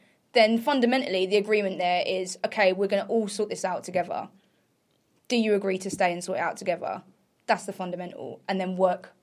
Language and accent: English; near Essex, East of England, United Kingdom; I grew up near Essex